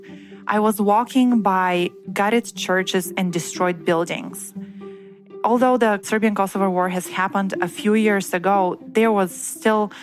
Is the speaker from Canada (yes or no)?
no; Bulgaria; moved away as an adult; also born or lived in Bremen, Germany; I was born in raised in Bulgaria, which is in Eastern Europe